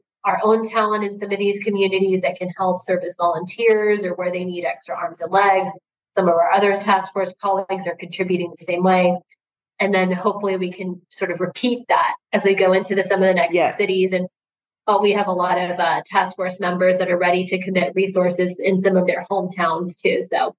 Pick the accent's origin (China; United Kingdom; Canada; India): India; I'm from India, and I also learned to read and write Hindi as a teenager.